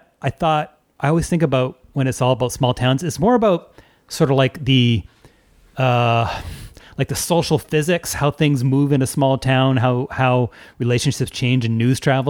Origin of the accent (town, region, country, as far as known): St. Catharines, Ontario, Canada; born or raised there